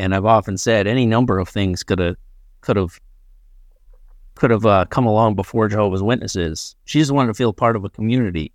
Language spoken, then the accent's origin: English; Ridgefield, Connecticut, United States; I grew up in Ridgefield, Connecticut